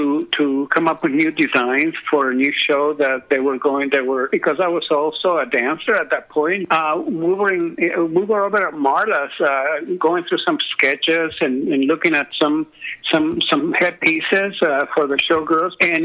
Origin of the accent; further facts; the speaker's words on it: San Francisco, California, United States; I grew up in San Francisco